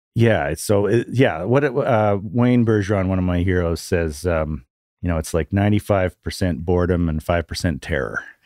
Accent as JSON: {"language": "English", "town": "Vancouver", "region": "British Columbia", "country": "Canada", "moved": "yes", "said": "Oh, Vancouver"}